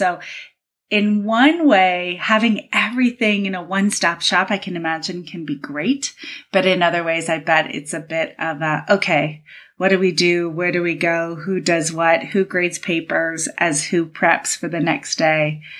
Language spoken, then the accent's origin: English; Cincinnati, Ohio, United States; moved away; growing up in Cincinnati, Ohio